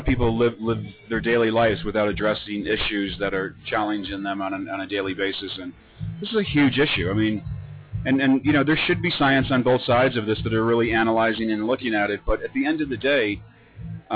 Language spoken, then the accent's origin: English; Florida, United States; I grew up in Florida